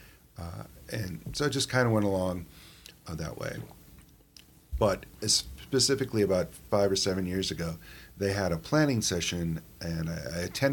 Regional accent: South Milwaukee, Wisconsin, United States; I am seeing more kids on the streets outside of Manistique Ave compared to when I was growing up.

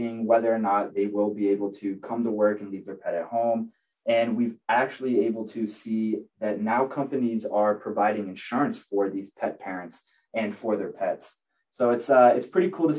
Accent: Tampa, Florida, United States; I'm from Tampa Bay, Florida

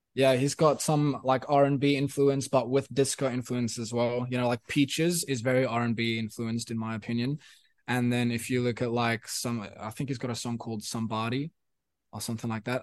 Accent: South Africa; first language Afrikaans; English is a second language; now in Sydney, Australia; thinking in Afrikaans, which was my, which is my first language

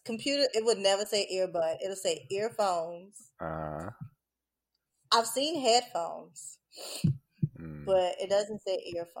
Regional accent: Louisiana, United States; In Louisiana. Aliens? Well, the part I'm from.

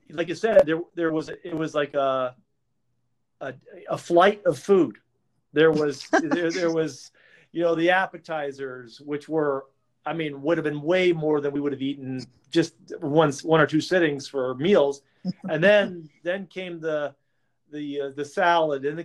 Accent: West Coast, United States; moved away as an adult; now in Chicago, United States; I was from the West Coast.

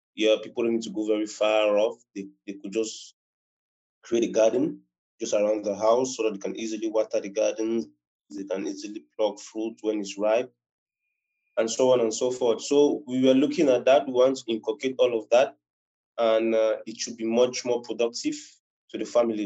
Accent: Cameroon; I'm a Cameroonian. I reside in Cameroon.

